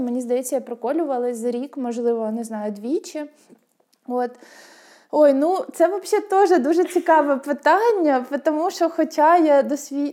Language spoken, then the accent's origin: Ukrainian; Rubizhne, Luhansk Oblast, Ukraine; у мене в моєму рідному місті в Рубіжному, на Луганщині.